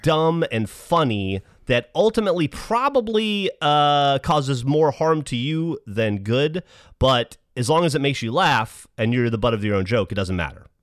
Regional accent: Alabama, United States; I'm from Alabama

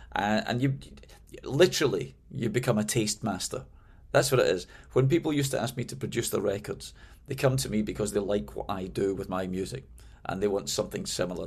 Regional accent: Glasgow, Scotland, United Kingdom; moved away as an adult; also born or lived in London; now in United States; when I moved from Glasgow, my, my hometown, uh, to London

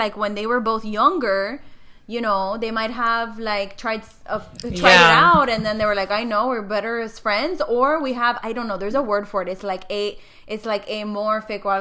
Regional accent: Miami, Florida, United States; us from Miami

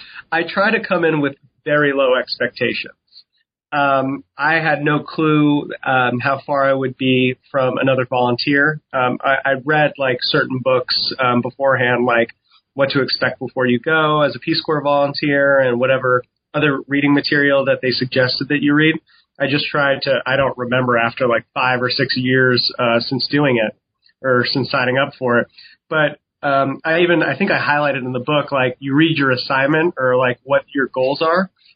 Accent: New York City, New York, United States; I'm like born and raised in New York City and you deal with that in the subway

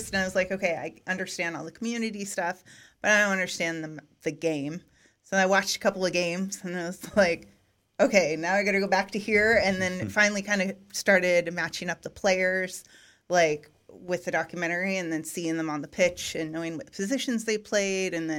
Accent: Eugene, Oregon, United States; where I grew up in Eugene, in Oregon, it's a college town

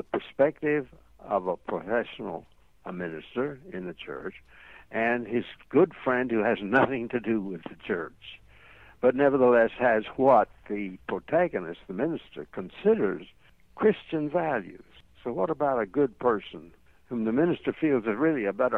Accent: East Tennessee Mountains, United States; I was brought up in the East Tennessee Mountains area

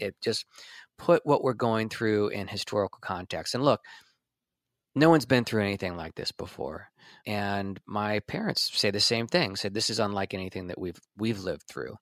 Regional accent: Washington, District of Columbia, United States; stayed in D C, and that's where I was born, in D C

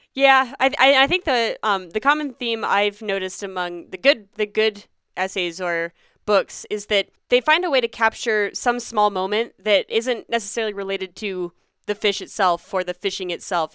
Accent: Pennsylvania, United States; now in Colorado, United States; I grew up in Pennsylvania

